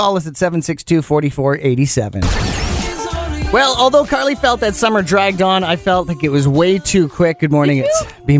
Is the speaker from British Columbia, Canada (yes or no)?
yes; Penticton, British Columbia, Canada; I was South Okanagan, so as a Penticton boy